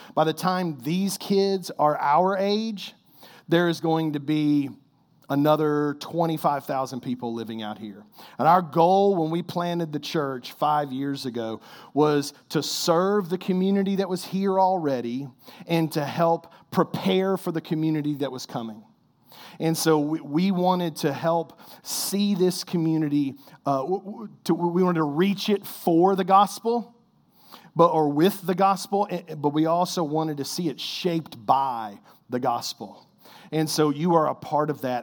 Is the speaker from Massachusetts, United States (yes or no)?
no; Kentucky, United States; I'm like the worst Kentucky-born basketball player